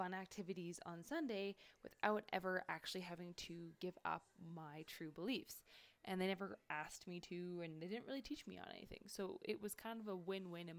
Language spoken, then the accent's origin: English; Kelowna, British Columbia, Canada; also born or lived in Armstrong, British Columbia / Fort McMurray, Alberta; I'm from Canada